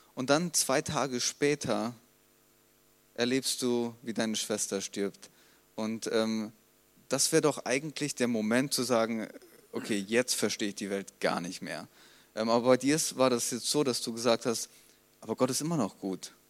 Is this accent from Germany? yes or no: yes; Germany; wir ja als Deutsche